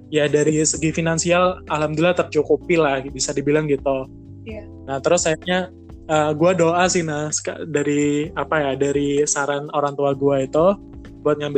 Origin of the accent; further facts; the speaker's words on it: Jember, East Java, Indonesia; sedangkan gue kan dari Jember kalau mau ke Jember Surabaya itu kan butuh biaya gitu loh